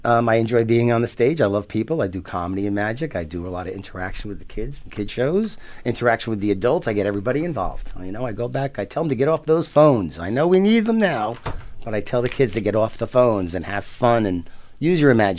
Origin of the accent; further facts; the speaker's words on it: Yonkers, New York, United States; I am originally from Yonkers, New York.